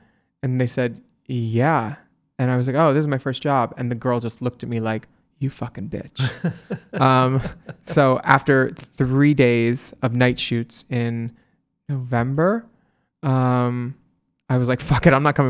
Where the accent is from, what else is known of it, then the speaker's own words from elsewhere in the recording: Cocoa Beach, Florida, United States; also born or lived in Philadelphia / New Jersey; I grew up in Cocoa Beach and Philly and Jersey and yeah.